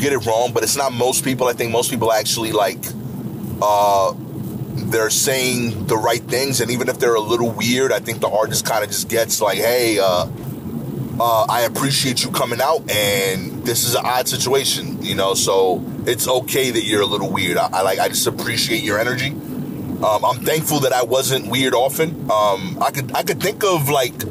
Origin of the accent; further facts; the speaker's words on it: New York, United States; I grew up being a New Yorker